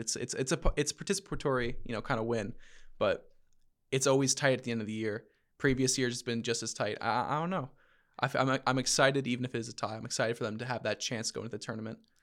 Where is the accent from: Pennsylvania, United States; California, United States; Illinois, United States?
Pennsylvania, United States; Philadelphia; I'm from Philly.